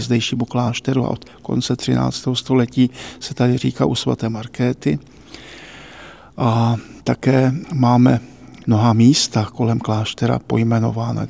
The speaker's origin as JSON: {"language": "Czech", "area": "Cieszyn Silesia", "region": "Moravian-Silesian Region", "country": "Czechia", "tie": "born or raised there", "moved": "yes", "lives_now": "Prague, Czechia", "said": "jsem z Těšínska"}